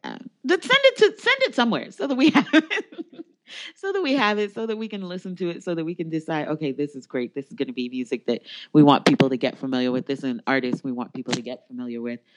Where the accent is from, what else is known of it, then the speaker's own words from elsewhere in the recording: United States; I'm an American